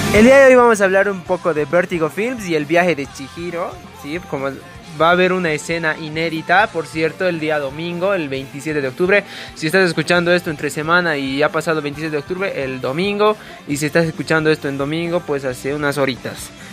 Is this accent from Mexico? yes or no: no; Bolivia; soy bien boliviano